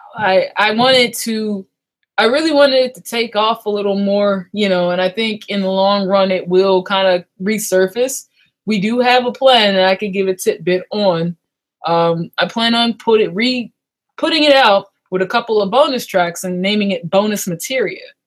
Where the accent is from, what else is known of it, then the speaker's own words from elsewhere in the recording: Long Beach, California, United States; now in Maryland, United States; I'm originally from Long Beach, California, and we moved to Maryland um my 10 years ago 11 years ago